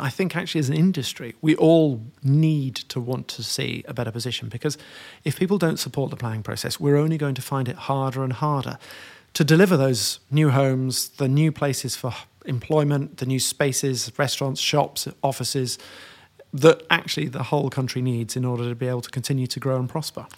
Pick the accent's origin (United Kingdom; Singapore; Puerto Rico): United Kingdom; York, Yorkshire and the Humber; I grew up in York